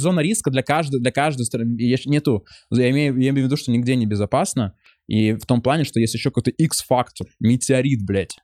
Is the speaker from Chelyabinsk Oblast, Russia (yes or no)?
yes; Chelyabinsk, Chelyabinsk Oblast, Russia; moved away; also born or lived in Israel; у меня там какие-то еврейские корни, а я из Челябинска